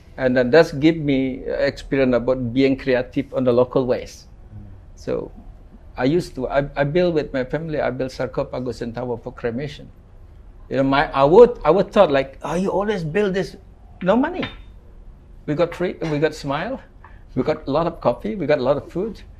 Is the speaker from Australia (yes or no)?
no; Ubud, Bali, Indonesia; I grew up in Ubud. Mm. Uh, no shoes, no asphalt road.